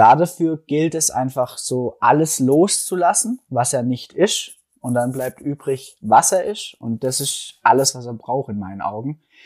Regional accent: Stuttgart area, Baden-Württemberg, Germany; accent: Swabian; komme aus Deutschland, aus dem schönen Stuttgarter Raum. Hört man vielleicht auch ein bisschen an meinem Schwäbeln, an meinem schwäbischen Akzent

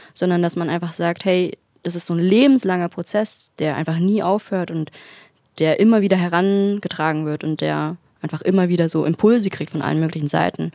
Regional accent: Berlin, Germany; moved away as an adult; also born or lived in Bad Belzig / Dresden; now in Erfurt, Germany; ich bin halt in Berlin aufgewachsen

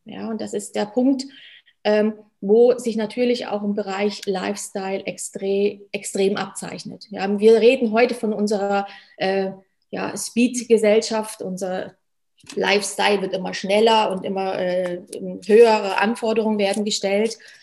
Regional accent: Germany; moved away as an adult; now in Switzerland; Ich komme gebürtig aus Deutschland, wie man hört. Bin jetzt seit über zehn Jahren schon in der Schweiz

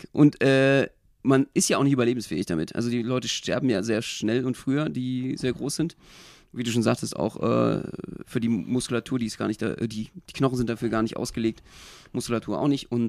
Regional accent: East Germany, Germany; als Ossi bin ich ja so, so, so FKK-Verfechter

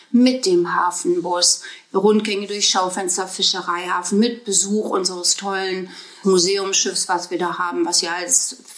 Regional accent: North Rhine-Westphalia, Germany; born there; Nein, ich bin keine Bremerhavenerin sondern ich bin im Ruhrgebiet geboren.

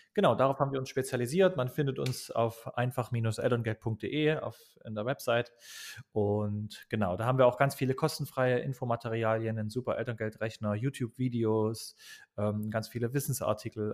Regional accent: Dresden, Saxony, Germany; ich komme aus Dresden

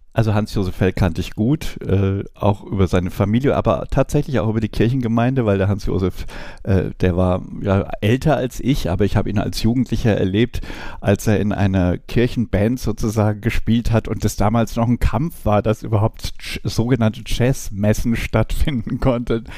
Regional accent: Hammelburg, Bavaria, Germany; ich komme aus Hammelburg, Kleinstadt, älteste Weinstadt in Franken

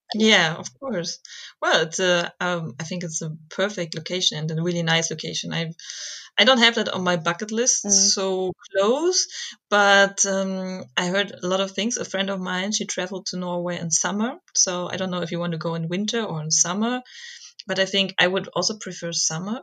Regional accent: Germany; I'm German

